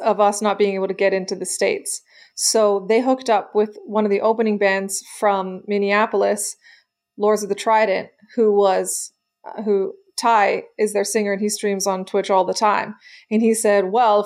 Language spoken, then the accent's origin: English; Canada; we're Canadian